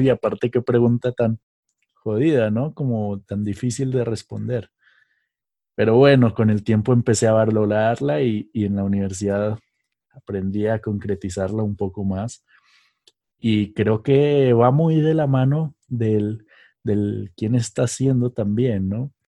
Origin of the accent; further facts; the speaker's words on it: Mexico; moved away; allá en México, en mi tierra